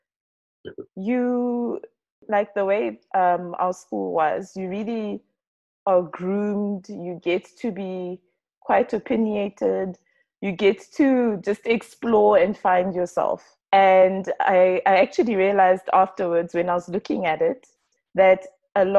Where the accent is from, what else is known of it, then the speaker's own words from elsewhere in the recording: Gweru, Midlands, Zimbabwe; moved away as an adult; now in South Africa; I'm originally from Zimbabwe, and I was born in Zimbabwe. I've lived in Zimbabwe my whole life. I come actually from a very small town called Gweru.